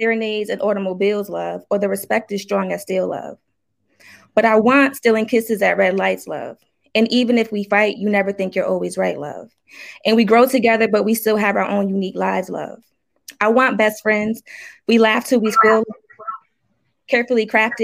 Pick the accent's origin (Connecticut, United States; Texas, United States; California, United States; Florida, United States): Connecticut, United States; New Haven; I'm from New Haven, Connecticut.